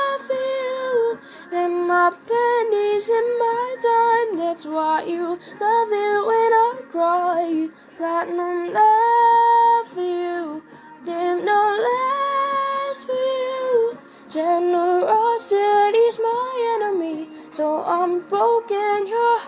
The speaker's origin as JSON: {"language": "English", "region": "Ohio", "country": "United States", "said": "I'm from Ohio. I'm 13 years old"}